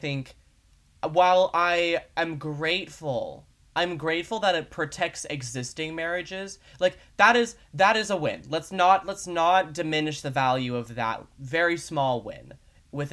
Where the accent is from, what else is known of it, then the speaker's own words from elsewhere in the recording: United States; as an American